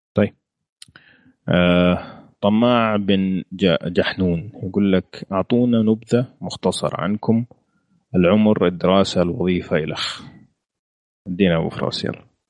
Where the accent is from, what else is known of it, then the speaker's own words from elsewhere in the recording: Saudi Arabia; احنا كسعوديه